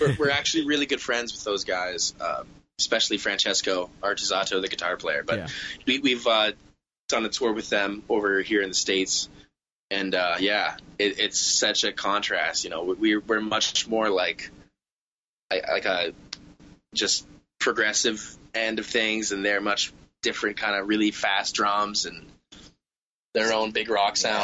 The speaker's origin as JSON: {"language": "English", "region": "Southwest Ontario", "country": "Canada", "said": "we're all Canadian uh, from Southwest Ontario"}